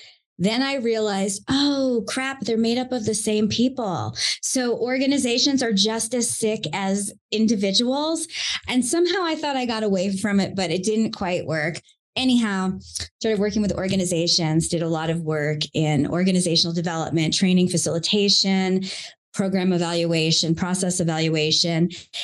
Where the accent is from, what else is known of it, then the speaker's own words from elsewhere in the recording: Long Island, New York, United States; accent: Long Island; I grew up in Long Island, New York, and you will not hear the accent unless I talk too much to you. I have lost it now, thank goodness.